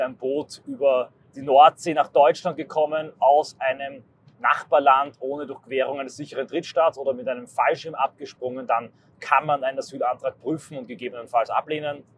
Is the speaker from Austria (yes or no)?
yes; Austria; meine Heimat Österreich